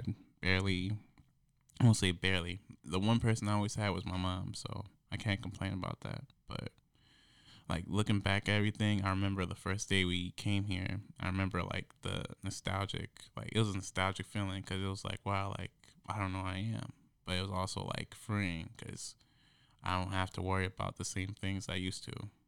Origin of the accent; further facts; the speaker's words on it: Beloit, Wisconsin, United States; It was just, a spur-of-the-moment thing, because I came here from Beloit, Wisconsin. It's, on the border of Illinois and Wisconsin.